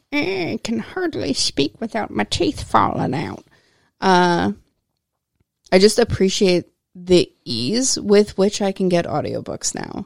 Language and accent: English; United States; as busy American ladies